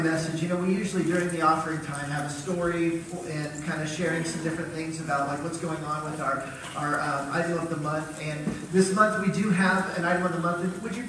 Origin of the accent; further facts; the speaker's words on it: Wisconsin, United States; moved away; I'm from Wisconsin